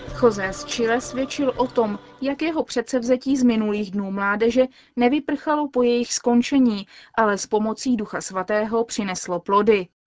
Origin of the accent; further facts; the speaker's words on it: Czechia; pocházím z České republiky